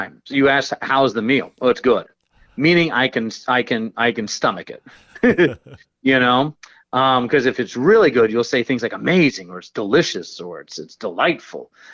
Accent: Georgia, United States; I'm from Georgia

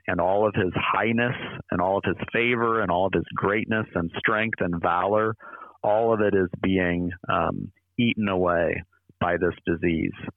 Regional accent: near Iowa City, United States; now in St. Louis, United States; I grew up near Iowa City

